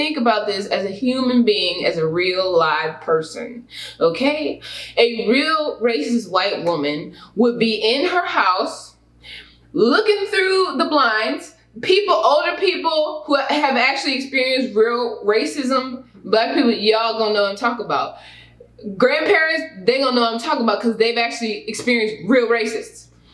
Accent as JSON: {"language": "English", "town": "Houston", "region": "Texas", "country": "United States", "tie": "born or raised there", "also_born_or_lived": "Katy, Texas", "said": "I grew up in Houston, which is a very diverse place."}